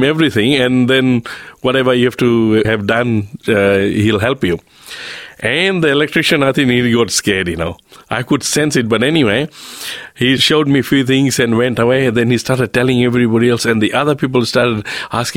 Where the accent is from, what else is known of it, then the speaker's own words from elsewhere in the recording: Fiji; now in Australia; I'm from Fiji